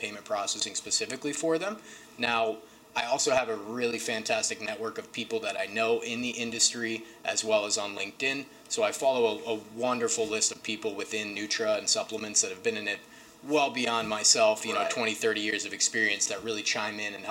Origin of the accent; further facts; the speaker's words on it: Akron, Ohio, United States; So I grew up in an area that was really devastated by traditional pharmaceuticals and opioids. I'm from Akron, Ohio